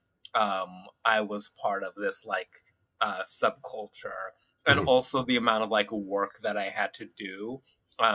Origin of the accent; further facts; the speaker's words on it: Los Angeles, California, United States; also born or lived in Hawthorne, California / Inglewood, California; I'm an LA native